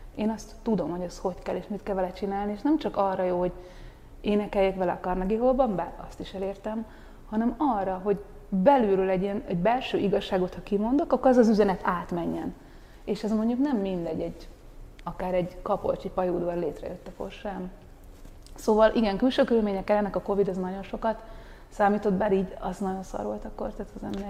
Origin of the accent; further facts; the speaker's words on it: Hungary; moved away as an adult; also born or lived in Paris, France; én azért most hazajöttem